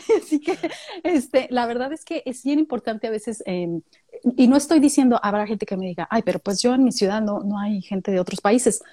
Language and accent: Spanish; Mexicali, Baja California, Mexico; now in San Luis Potosí, Mexico; Yo vengo de Mexicali, Baja California